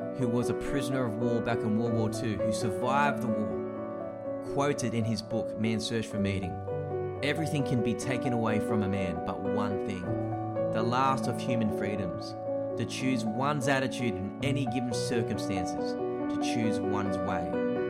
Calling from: Sydney, New South Wales, Australia; I'm from Sydney, Australia at the moment, so we're in shutdown.

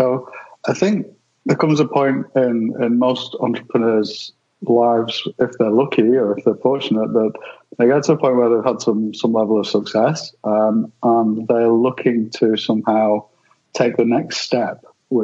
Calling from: Torquay, Victoria, Australia; No, I'm in the colder part of Australia, down in the sort of southeast, I guess you'd say, in Victoria, a little surf town called Torquay in Victoria, which is closest to Melbourne.

